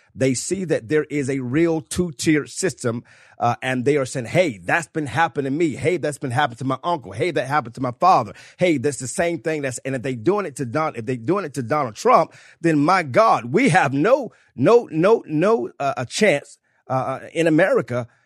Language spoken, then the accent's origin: English; South Carolina, United States; I am from South Carolina